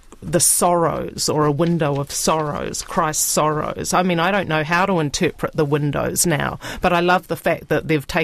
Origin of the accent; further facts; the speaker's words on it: Rotorua, Bay of Plenty, New Zealand; I grew up in Rotorua, and I've always remembered that church